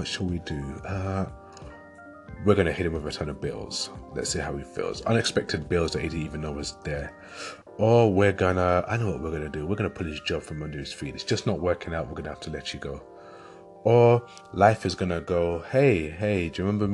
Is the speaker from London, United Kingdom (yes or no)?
yes; London, United Kingdom; moved away as an adult; now in Leeds, United Kingdom; I grew up in London, so growing up and living in London for 25 years